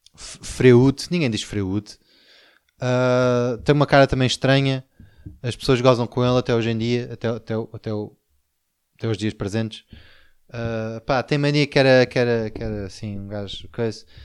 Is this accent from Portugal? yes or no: yes; Portugal